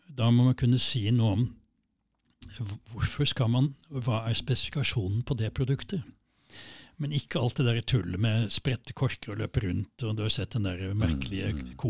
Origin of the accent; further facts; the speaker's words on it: Kristiansand, Agder, Norway; born there; Jeg, er egentlig født i Kristiansand